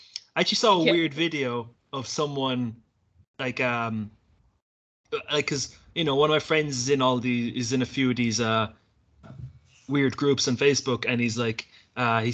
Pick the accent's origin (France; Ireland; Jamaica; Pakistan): Ireland; when we were growing up in Ireland